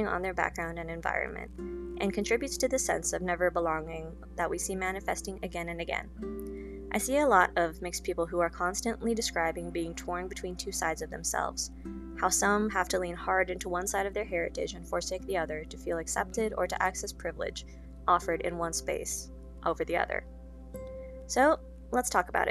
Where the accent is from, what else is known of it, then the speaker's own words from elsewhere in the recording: Las Vegas, Nevada, United States; I grew up in Las Vegas